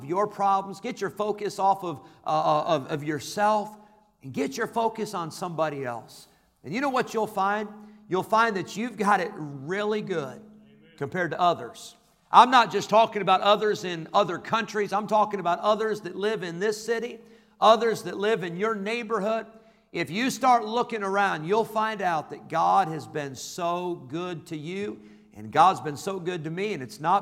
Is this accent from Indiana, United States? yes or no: no; Rockford, Illinois, United States; also born or lived in California; We moved to Rockford when I was a year old. I was born in California. We moved to Illinois when I was a year old.